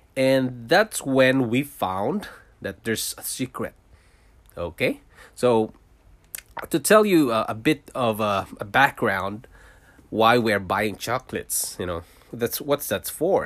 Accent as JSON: {"language": "English", "country": "Philippines", "tie": "born or raised there", "also_born_or_lived": "Singapore", "moved": "as an adult", "lives_now": "Canada", "said": "I was born in Philippines. I'm a Filipino, and I worked in Singapore for five years"}